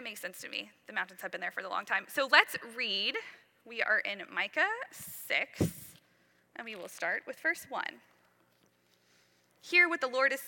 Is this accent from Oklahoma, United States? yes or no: yes; Western Oklahoma, United States; I grew up in Western Oklahoma